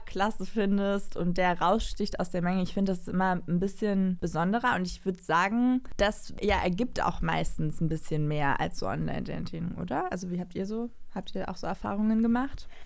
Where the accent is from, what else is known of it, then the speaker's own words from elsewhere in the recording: Cologne, North Rhine-Westphalia, Germany; als Kölnerin